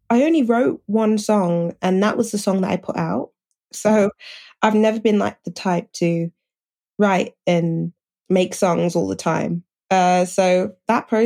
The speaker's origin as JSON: {"language": "English", "town": "Birmingham", "region": "West Midlands", "country": "United Kingdom", "said": "I'm from Birmingham in the UK. I have to always say the UK because it's always like, oh, you're from, where is it? In Alabama or something"}